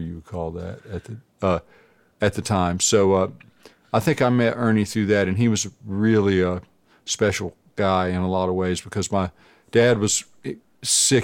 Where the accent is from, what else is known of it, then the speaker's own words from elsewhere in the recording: Burgaw, North Carolina, United States; I'm from a little town called Burgaw